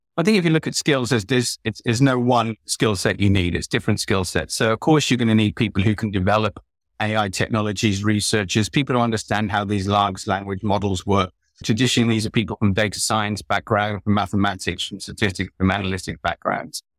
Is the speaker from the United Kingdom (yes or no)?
yes; United Kingdom; moved away; I'm British